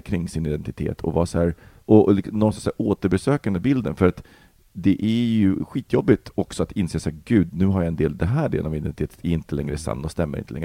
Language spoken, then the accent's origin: Swedish; Sweden; also born or lived in Poland; uppväxt i förorten